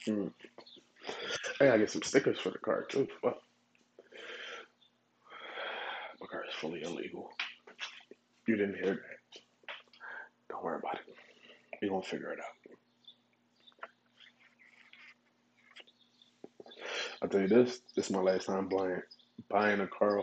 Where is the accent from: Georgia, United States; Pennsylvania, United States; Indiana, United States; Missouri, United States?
Pennsylvania, United States; Philadelphia; I grew up there